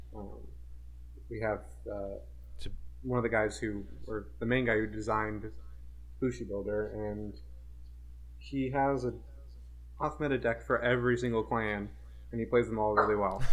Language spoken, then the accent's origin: English; Portland, United States; I'm from Portland